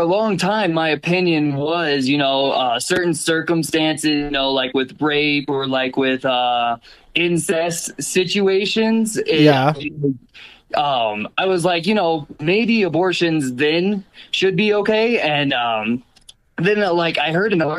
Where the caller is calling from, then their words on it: Colorado, United States; I am actually calling from Colorado now.